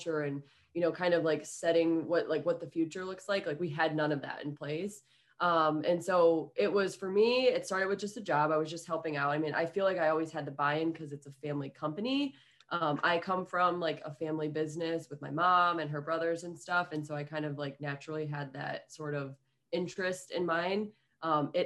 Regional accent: Ohio, United States; moved away; I'm originally from Ohio

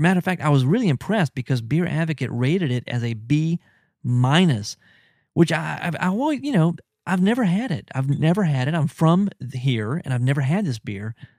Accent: New Orleans, Louisiana, United States; I'm from New Orleans, or at least the New Orleans area

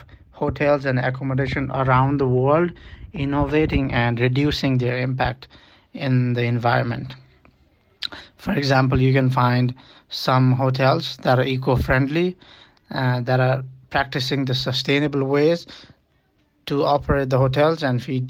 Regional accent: Nepal; I am from Nepal

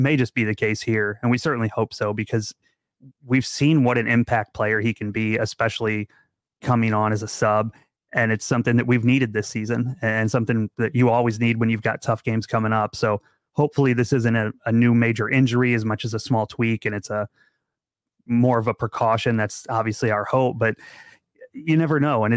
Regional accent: Central Illinois, United States; moved away; The latest official Arsenal America group is actually from my hometown. I've moved away now

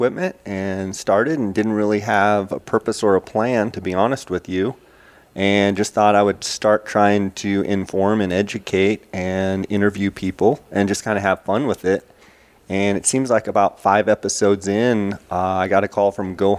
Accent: Arizona, United States; also born or lived in California; I was born in California, moved over here when I was about one. I've got family kind of spread out all over Arizona, and just consider myself a desert rat for sure

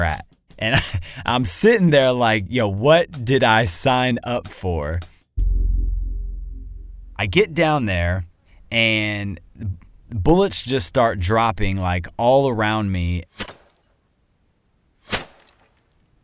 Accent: Dallas, Texas, United States; I come from Dallas, Texas. I am a full-time cinematographer out there

